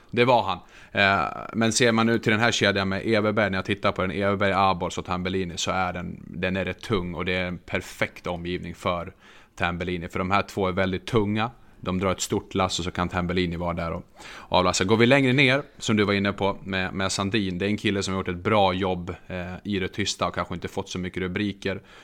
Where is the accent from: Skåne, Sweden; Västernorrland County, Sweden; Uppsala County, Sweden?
Västernorrland County, Sweden; Örnsköldsvik; now in southern Sweden; jag är faktiskt född i Övik